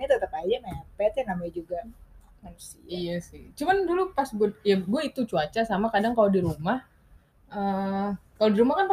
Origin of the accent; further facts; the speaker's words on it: United Kingdom; Soalnya gue kan dulu kecilnya di UK.